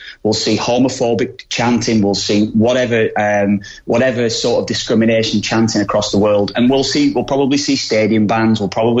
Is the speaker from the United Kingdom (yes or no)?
yes; England, United Kingdom; I grew up in England.